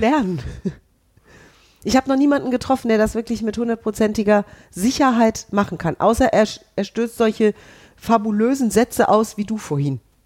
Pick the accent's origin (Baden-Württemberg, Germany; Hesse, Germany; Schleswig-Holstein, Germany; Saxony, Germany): Hesse, Germany; ich bin ja Hessin.